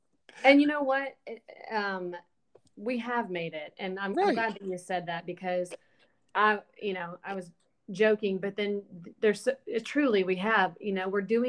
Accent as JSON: {"language": "English", "region": "Alabama", "country": "United States", "moved": "as an adult", "lives_now": "Nashville, United States", "said": "Well, for me, I moved to Nashville when I was 19 from Alabama."}